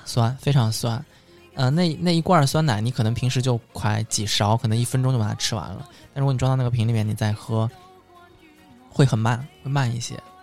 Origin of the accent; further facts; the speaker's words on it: Suzhou, Jiangsu, China; 我们苏州人其实是跟上海人差不多啊，我们做菜喜欢放很多糖，很甜的